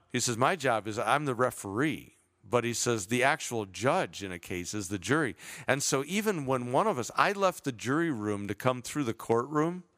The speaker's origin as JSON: {"language": "English", "town": "Chicago", "region": "Illinois", "country": "United States", "tie": "born or raised there", "moved": "yes", "lives_now": "Southern California, United States", "said": "growing up in Chicago"}